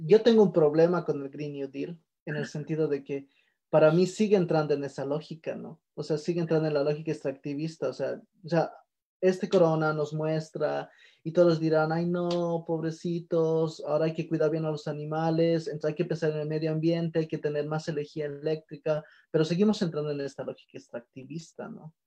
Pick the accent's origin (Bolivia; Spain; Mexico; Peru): Bolivia; en países que Bolivia, donde no tenemos una industrialización fuerte